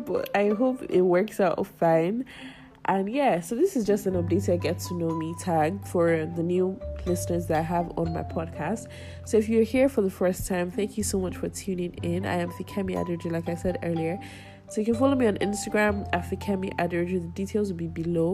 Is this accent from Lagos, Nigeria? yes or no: yes; Lagos, Nigeria; I grew up in Lagos, Nigeria, Ogudu to be precise.